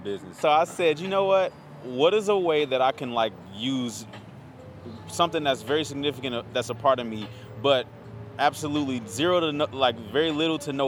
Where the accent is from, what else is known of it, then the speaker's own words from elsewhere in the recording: Chicago, Illinois, United States; now in Minneapolis, United States; Born and raised in Chicago